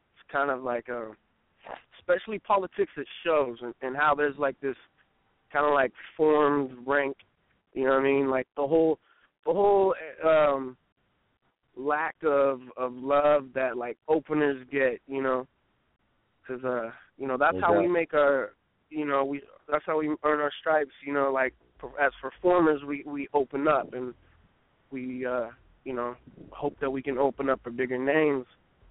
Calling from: Eureka, California, United States; I'm coming from Humboldt County, California. It's a little city called Eureka.

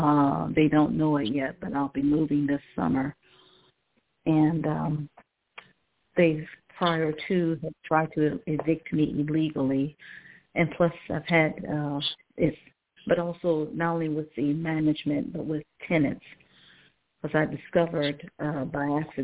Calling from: Cleveland, Ohio, United States; I'm calling from Cleveland, Ohio.

